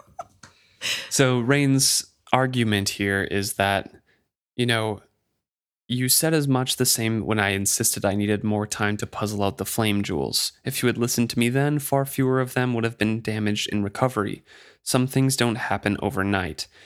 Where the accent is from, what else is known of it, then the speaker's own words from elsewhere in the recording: United States; as an American